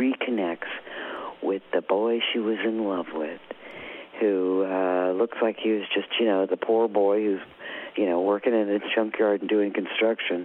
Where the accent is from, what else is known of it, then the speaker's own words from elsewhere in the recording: Ohio, United States; I'm from Ohio